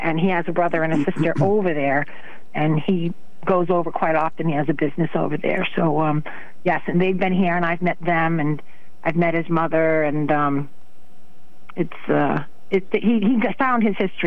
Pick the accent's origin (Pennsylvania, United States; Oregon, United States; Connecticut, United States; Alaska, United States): Connecticut, United States; Waterford; I grew up in Waterford